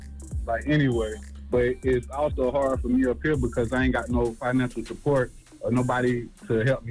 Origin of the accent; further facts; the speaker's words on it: Aiken, South Carolina, United States; now in Lexington, United States; I'm from South Carolina, too, man. {S7} Okay, what part? {S5} Aiken